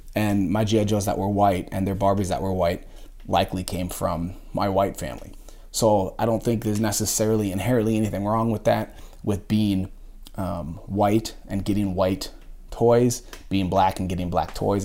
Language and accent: English; just outside Minneapolis, Minnesota, United States; I grew up just outside Minneapolis